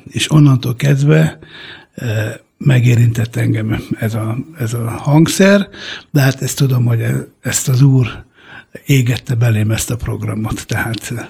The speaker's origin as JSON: {"language": "Hungarian", "country": "Italy", "tie": "born there", "said": "mert olasz származású vagyok. Olaszországban születtem"}